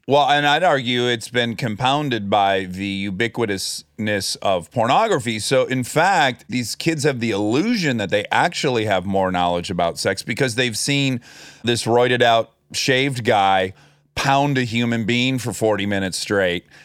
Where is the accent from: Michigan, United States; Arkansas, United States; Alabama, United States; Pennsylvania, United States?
Michigan, United States; Oakland County; accent: Michigan; moved away; we're both from, not just Michigan, but we're both from Oakland County.